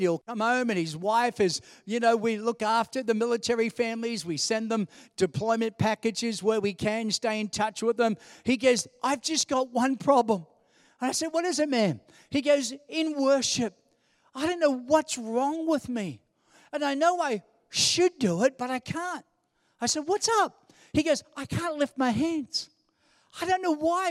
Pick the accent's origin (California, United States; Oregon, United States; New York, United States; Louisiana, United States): New York, United States; New York City; as a little kid and growing up in New York City